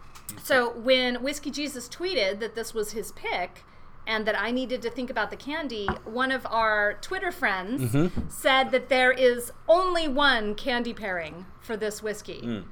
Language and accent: English; United States; also born or lived in Canada; I'm an American